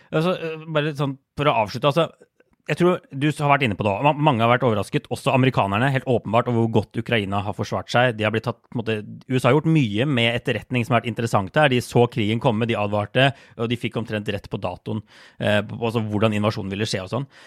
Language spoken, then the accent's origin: Norwegian; Norway